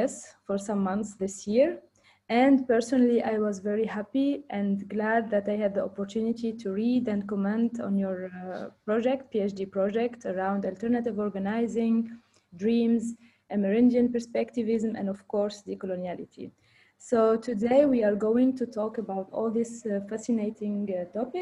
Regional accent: Tunisia; moved away; I am from Tunisia

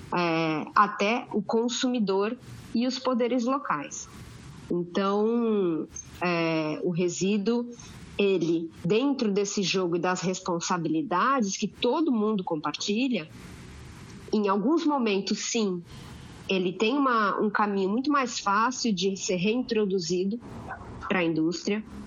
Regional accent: Santos, São Paulo, Brazil; eu sou de Santos. 013.

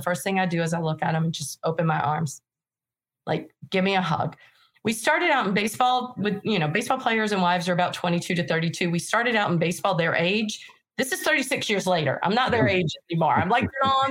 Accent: North Carolina, United States; moved away; I'm originally from North Carolina. I don't even speak English normal

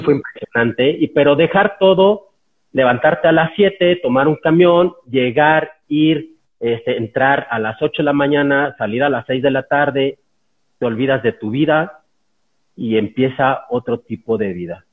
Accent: San Luis Potosí, Mexico; moved away; yo soy de San Luis Potosí

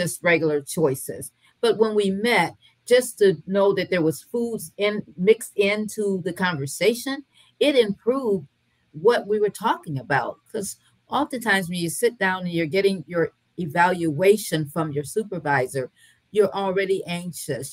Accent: Michigan, United States; now in North Carolina, United States; Both my parents were from the South, even though I was raised in Michigan

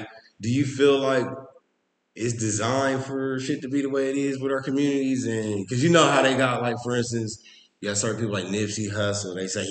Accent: Columbus, Ohio, United States; I grew up in Mount Vernon. I didn't go to East.

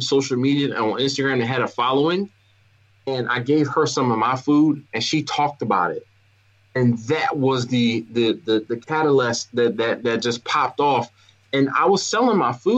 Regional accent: Philadelphia, Pennsylvania, United States; now in Baltimore, United States; I live in Baltimore, but yeah, I'm from Philadelphia

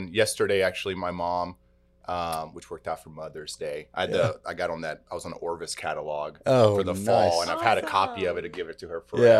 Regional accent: Salvador, Bahia, Brazil; born there; English is a second language; So, you know, I was born in Brazil, and I was really born in a city that's a huge metropolis in Brazil called Salvador.

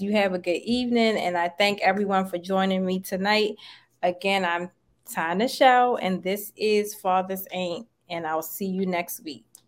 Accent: Maryland, United States; now in Atlanta, United States; I'm from Maryland, but I live in Atlanta now.

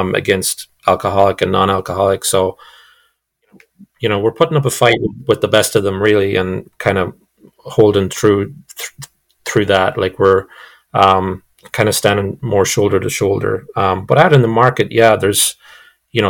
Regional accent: Ireland; moved away; I'm European and I didn't know that I'm Irish

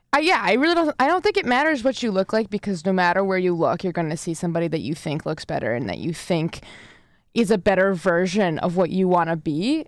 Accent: Connecticut, United States; now in Ithaca, United States; I'm from Connecticut

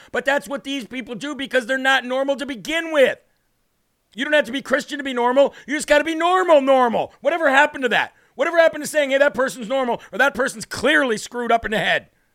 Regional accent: New Hampshire, United States; we're gonna take a trip to my home state, New Hampshire

